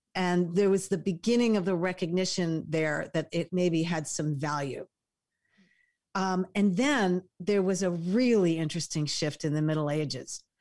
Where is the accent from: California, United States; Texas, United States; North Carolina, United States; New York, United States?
New York, United States; moved away; I'm a New Yorker